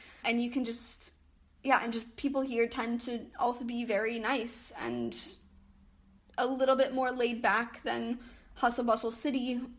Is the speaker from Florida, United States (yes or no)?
no; Columbus, Ohio, United States; moved away as an adult; also born or lived in Athens, Ohio; now in Leipzig, Germany; I grew up in Columbus, and I'm very used to lots and lots of people, big city.